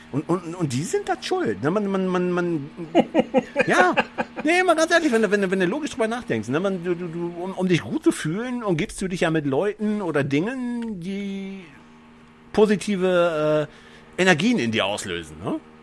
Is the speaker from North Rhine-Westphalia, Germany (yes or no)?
yes; North Rhine-Westphalia, Germany; Ich fühle mich als Niederrheiner, nicht als Deutscher